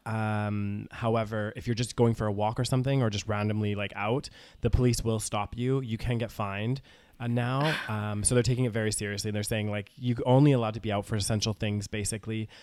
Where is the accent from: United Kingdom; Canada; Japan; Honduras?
Canada; moved away as an adult; I'm a Canadian citizen